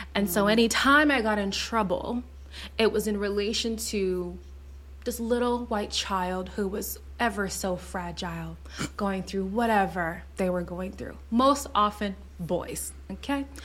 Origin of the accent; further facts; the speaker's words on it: Montreal, Quebec, Canada; also born or lived in Zimbabwe; I was born in Zimbabwe, so from birth to four years old, all I knew was black. And then we moved to Montreal